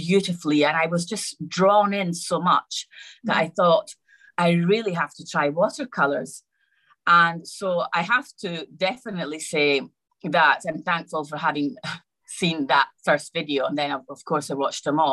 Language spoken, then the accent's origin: English; Rome, Lazio, Italy; also born or lived in Scotland; I was born in Scotland, but I was mostly raised in Rome, in Italy